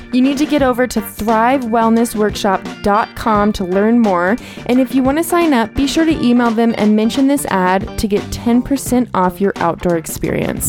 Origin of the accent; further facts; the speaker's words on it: Ojai, California, United States; being from Ojai